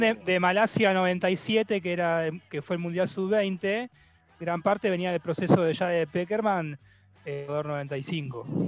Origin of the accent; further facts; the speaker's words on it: Argentina; nosotros los argentinos y los porteños también